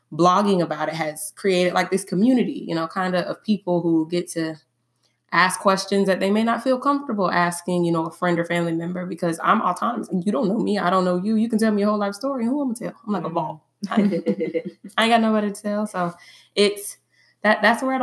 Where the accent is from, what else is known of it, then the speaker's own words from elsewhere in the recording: Tallahassee, Florida, United States; I was born and raised here in Tallahassee, Florida